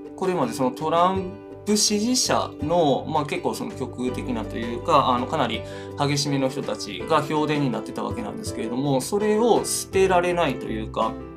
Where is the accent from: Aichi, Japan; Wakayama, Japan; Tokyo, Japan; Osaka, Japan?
Wakayama, Japan; moved away; 和歌山県民としても和歌山県民じゃないんですけど今は、まあ、あの出身者としては